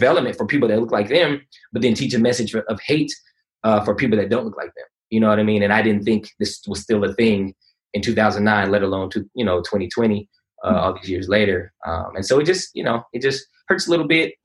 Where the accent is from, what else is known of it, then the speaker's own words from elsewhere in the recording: California, United States; also born or lived in Conyers, Georgia / Atlanta, Georgia; now in East Point, United States; coming from California, growing up on the West Coast